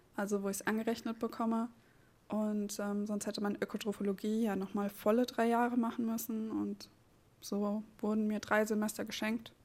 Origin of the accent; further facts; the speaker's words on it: Seligenstadt, Hesse, Germany; moved away as an adult; also born or lived in Frankfurt am Main / Oldenburg; now in Neubrandenburg, Germany; komme gebürtig aus Frankfurt am Main, äh, beziehungsweise aus Seligenstadt